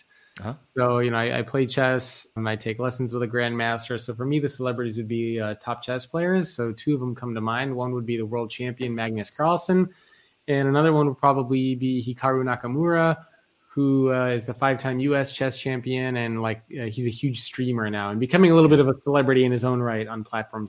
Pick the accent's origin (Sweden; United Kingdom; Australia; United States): Australia; I'm Australian, although I don't have the accent.